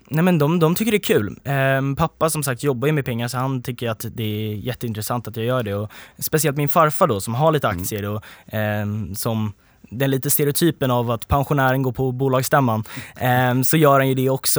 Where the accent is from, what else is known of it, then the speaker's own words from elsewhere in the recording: Sweden; som liksom svenskar